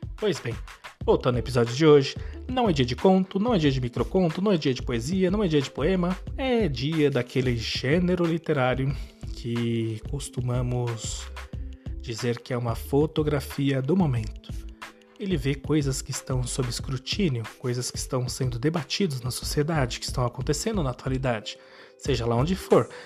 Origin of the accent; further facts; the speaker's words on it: Brazil; somos brasileiros